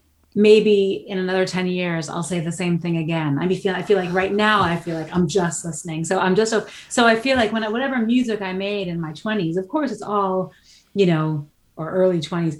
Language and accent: English; New York City, New York, United States; first language Dutch; English is a second language; moved away as an adult; also born or lived in Amsterdam, Netherlands; now in Netherlands; I grew up in New York City with my mom or New York and then New York City in my teenage years in the Bronx and went to public high school in the Bronx. And I visited my dad in Holland my entire life because we lived in Amsterdam when I was a kid, really little.